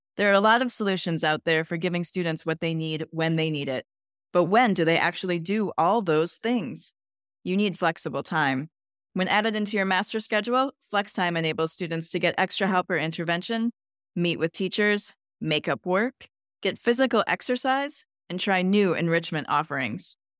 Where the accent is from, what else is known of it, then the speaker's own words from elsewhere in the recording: Midwest, United States; now in California, United States; I grew up in the Midwest